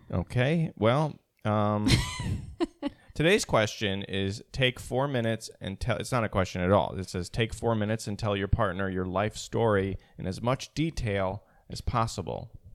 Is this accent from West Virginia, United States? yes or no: no; St. Louis, Missouri, United States; now in New York, United States; I was born in Saint Louis